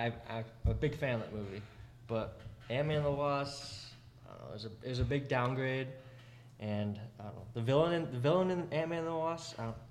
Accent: Forest Lake, Minnesota, United States; now in Mankato, United States; Out of Forest Lake in 2021, and I'm going to my junior year here at Mankato.

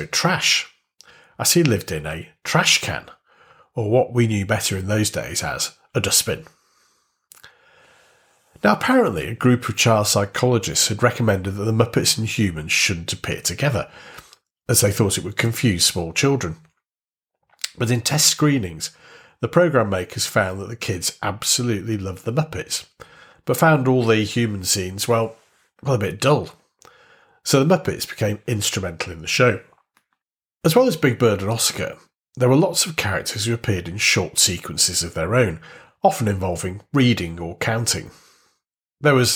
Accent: Warrington, North West England, United Kingdom; born or raised there

